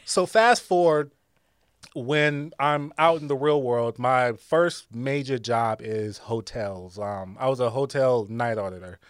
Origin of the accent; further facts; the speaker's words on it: Akron, Ohio, United States; I'm from Akron, Ohio.